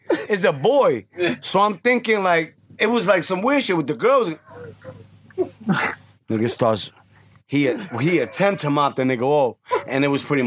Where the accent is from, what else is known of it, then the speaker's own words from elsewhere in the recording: New York City, New York, United States; I was from Gun Hill in Decatur. That was 5 blocks away